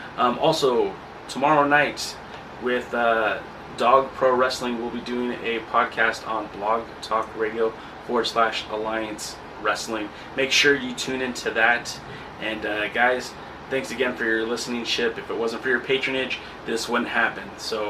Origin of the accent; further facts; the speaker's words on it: Riverside, California, United States; really excited about the NXT event coming to my hometown, Riverside, coming to the Inland Empire